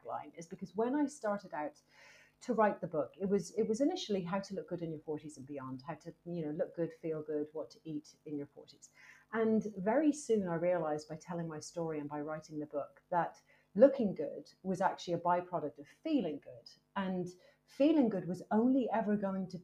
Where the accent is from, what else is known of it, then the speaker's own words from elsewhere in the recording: Ireland; also born or lived in United States; now in United Kingdom; I'm Irish and I've lived in the UK for a very long time. I also lived in America for a long time as well.